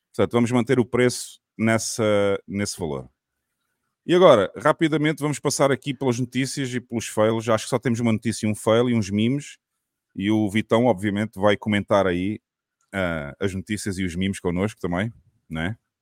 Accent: southern Portugal, Portugal; a minha cidade, lá no sul de Portugal.

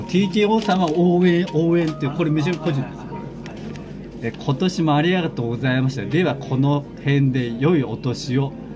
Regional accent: near Shibayama, Chiba, Japan; 故郷のご近所、芝山ってあるんですけど

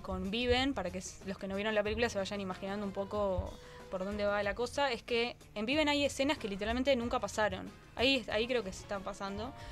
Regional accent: Uruguay; como uruguaya

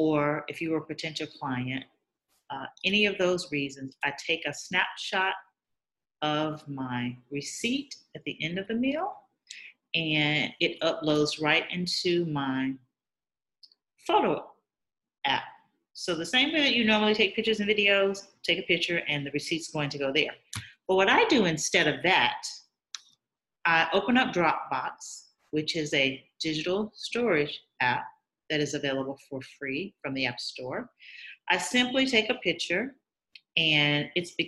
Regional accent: Alabama, United States; moved away; I am from Alabama, when I come to visit my family and friends

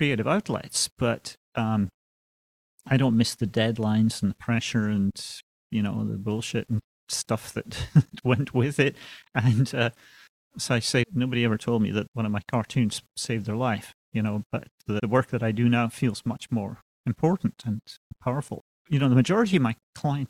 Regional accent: Aberdeen, Scotland, United Kingdom; moved away as an adult; also born or lived in London; I was born and raised in Scotland, Aberdeen, Scotland.

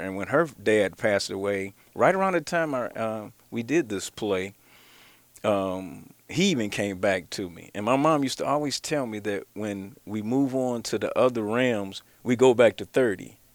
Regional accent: Cleveland, Ohio, United States; I'm actually from the Cleveland area

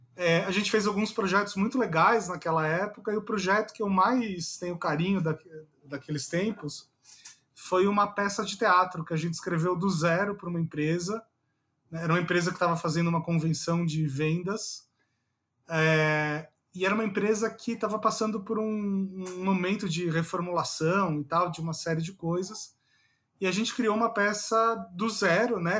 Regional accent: São Paulo, Brazil; moved away as an adult; now in Brasília, Brazil; eu sempre fui o paulistano babaca

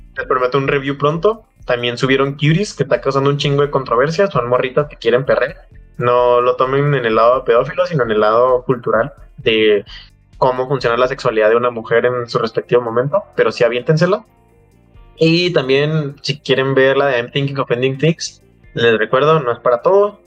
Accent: Mexico; somos mexicanos

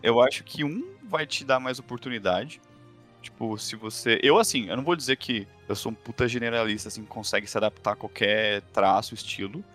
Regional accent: São Paulo, Brazil; also born or lived in London; Eu sou de São Paulo

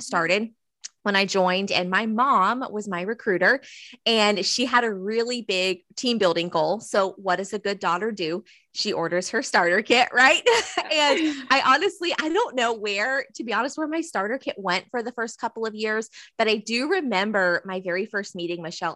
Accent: Southeastern North Carolina, United States; I'm from Southeastern North Carolina. So if I look to my right a couple of blocks, I see the river. And if I go left a couple of miles, I have the ocean. So I've grown up here

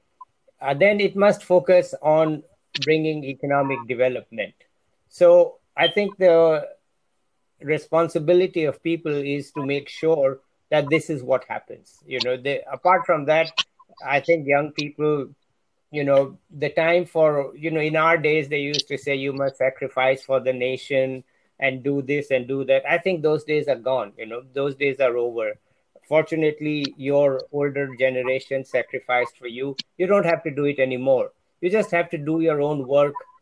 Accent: Jaipur, Rajasthan, India; also born or lived in Delhi; I came back to Jaipur, my hometown, to teach at Rajasthan University

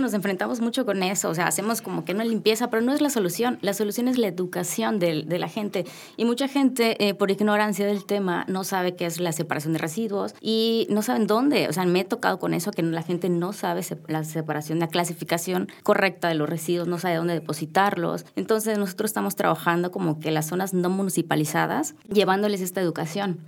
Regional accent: Yucatán, Mexico; yo soy de Yucatán

